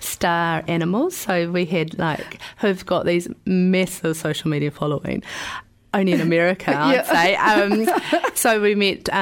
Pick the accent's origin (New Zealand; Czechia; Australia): New Zealand; I was very proud about being a Kiwi.